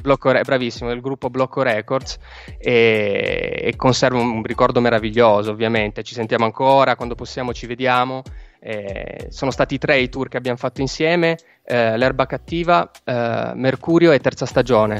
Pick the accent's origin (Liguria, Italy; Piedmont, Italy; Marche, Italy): Piedmont, Italy; Turin; io, essendo torinese